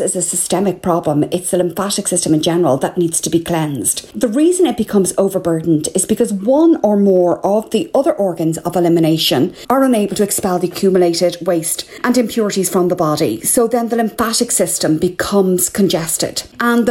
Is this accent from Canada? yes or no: no; Ireland; I'm …